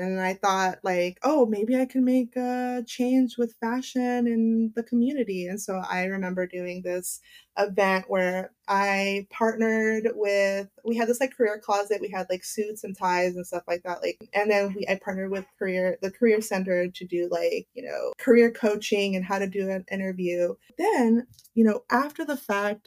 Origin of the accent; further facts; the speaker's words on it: Los Angeles, California, United States; I grew up in West LA.